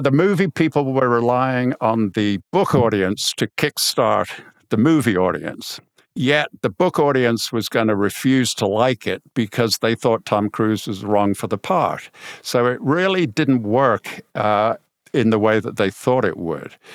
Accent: Birmingham, West Midlands, United Kingdom; I'm from Birmingham

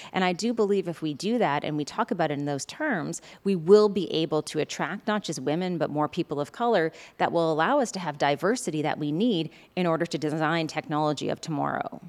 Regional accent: Prince Edward Island, Canada; growing up on Prince Edward Island

